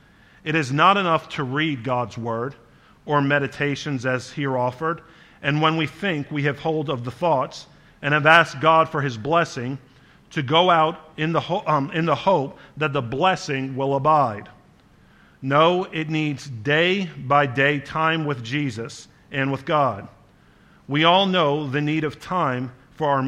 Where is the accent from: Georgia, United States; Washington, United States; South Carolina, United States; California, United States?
South Carolina, United States; Charleston; I lived in front of a creek growing up in Charleston for part of my life, in Charleston, South Carolina